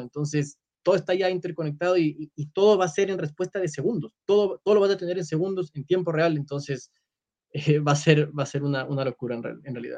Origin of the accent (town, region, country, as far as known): Ecuador